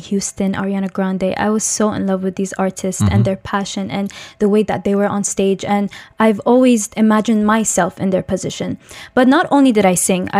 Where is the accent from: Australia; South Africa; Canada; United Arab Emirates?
United Arab Emirates; Dubai; also born or lived in Tajikistan; I'm originally from Tajikistan, but I've been raised in the UAE in Dubai my whole entire life